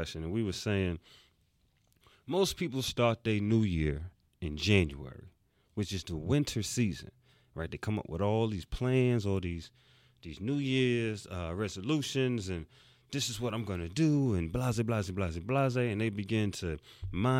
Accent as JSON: {"language": "English", "town": "New York City", "region": "New York", "country": "United States", "tie": "born or raised there", "said": "I'm from New York City. And I grew up where you had to have on that winter coat"}